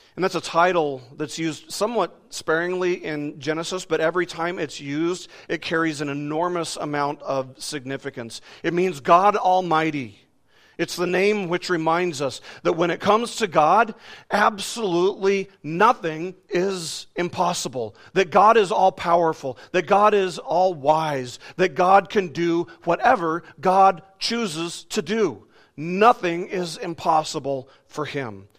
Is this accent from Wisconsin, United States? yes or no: no; Las Vegas, Nevada, United States; I was growing up in Las Vegas